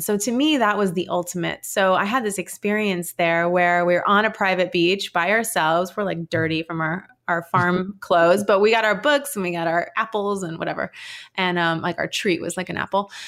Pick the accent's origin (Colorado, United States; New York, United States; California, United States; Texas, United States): New York, United States; New York City; also born or lived in Williamsburg, Brooklyn; I grew up in Manhattan